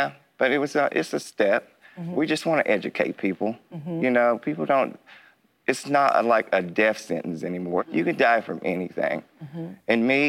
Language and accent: English; Williamson, West Virginia, United States; I grew up here in Williamson. I was 10 years old when Mike Sisco went swimming in the pool.